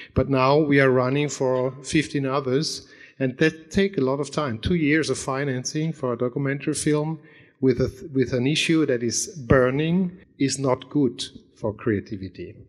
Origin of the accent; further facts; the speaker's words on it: Germany; I'm coming from Germany